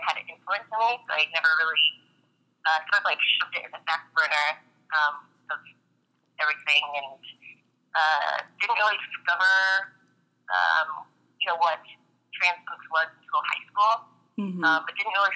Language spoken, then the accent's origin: English; Tennessee, United States; born and raised in Tennessee